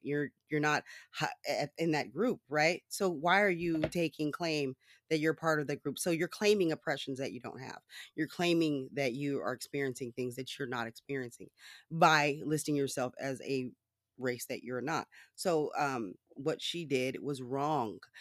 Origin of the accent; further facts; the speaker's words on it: United States; I am an American citizen, I've always been an American citizen